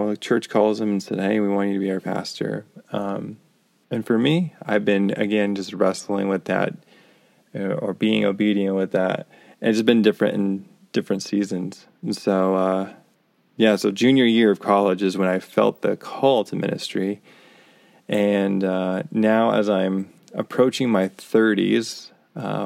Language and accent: English; Cañon City, Colorado, United States; moved away as an adult; now in Kansas City, United States; I grew up in Colorado, in a small little town in southern Colorado. You may have heard of it, Canyon City, Colorado